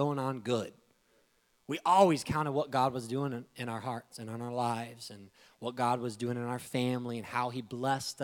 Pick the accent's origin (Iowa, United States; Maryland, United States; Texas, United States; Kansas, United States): Iowa, United States; we grew up in Iowa